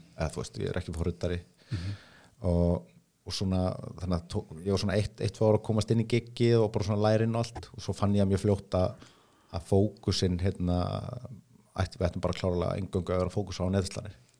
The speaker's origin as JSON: {"language": "Icelandic", "town": "Reykjavík", "region": "Capital Region", "country": "Iceland", "tie": "born or raised there", "said": "ég er fættur uppalinn í Vestabæk"}